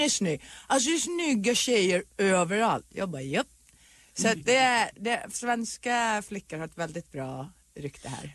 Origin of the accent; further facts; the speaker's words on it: Sweden; now in Los Angeles, United States; när jag bodde hemma i Sverige